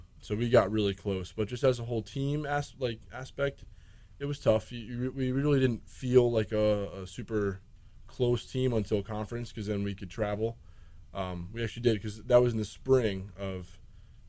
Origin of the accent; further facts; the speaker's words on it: New Jersey, United States; moved away as an adult; now in Kingston, United States; I'm from New Jersey